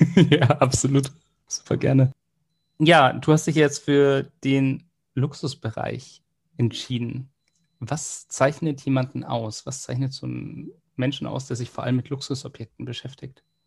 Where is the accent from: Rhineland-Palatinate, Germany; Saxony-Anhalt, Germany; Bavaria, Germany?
Bavaria, Germany; Munich; wir sind ja aus München